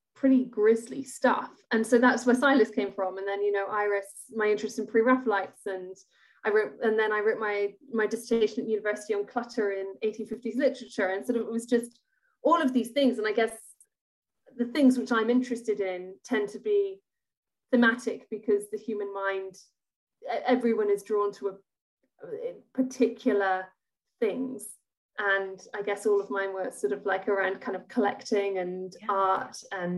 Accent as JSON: {"language": "English", "town": "Edinburgh", "region": "Scotland", "country": "United Kingdom", "tie": "born or raised there", "said": "I grew up in Edinburgh"}